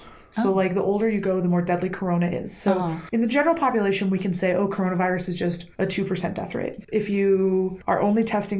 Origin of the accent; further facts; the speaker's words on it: Benton Harbor, Michigan, United States; moved away; You've already seen my hometown once